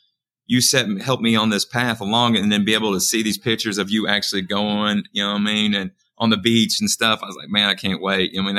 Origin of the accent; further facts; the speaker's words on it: Springfield, Missouri, United States; Springfield, Missouri.